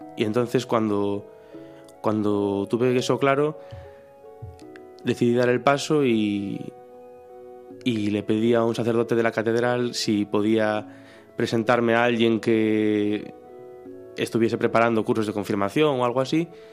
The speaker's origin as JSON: {"language": "Spanish", "town": "Ribadeo", "region": "Galicia", "country": "Spain", "moved": "as an adult", "lives_now": "Santiago de Compostela, Spain", "said": "soy de Ribadeo, que es un pueblo que está entre Galicia y Asturias, bueno, se nota por el acento, supongo"}